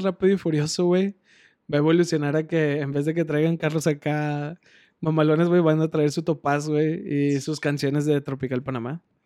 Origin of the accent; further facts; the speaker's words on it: Monterrey, Nuevo León, Mexico; pinche regio orgulloso